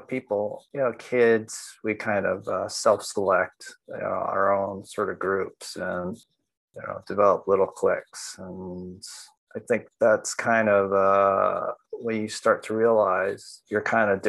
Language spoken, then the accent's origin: English; New York City, New York, United States; I grew up in in Williamsburg, South Williamsburg